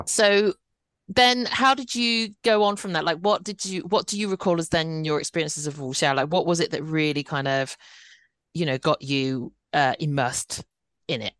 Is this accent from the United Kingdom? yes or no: yes; United Kingdom; I'm I'm British born Chinese